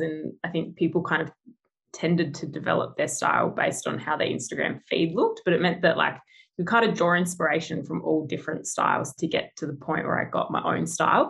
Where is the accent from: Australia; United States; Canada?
Australia; Adelaide, South Australia; moved away as an adult; now in Perth, Australia; originally from Adelaide. So I grew up in Adelaide um, and then moved over, yeah, three years ago.